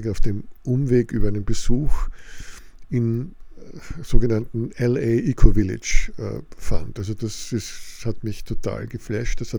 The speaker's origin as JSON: {"language": "German", "country": "Austria", "said": "das ist doch alles bei uns in Österreich Realität."}